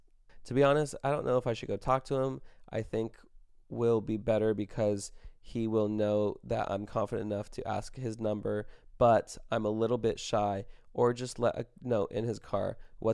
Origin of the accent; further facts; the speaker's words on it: Brazil; English is a second language; moved away as an adult; now in United States; I'm from Brazil, and I've been living in the U.S. for 5 months, and in my country, it's pretty normal guys come to talk to you and ask for your number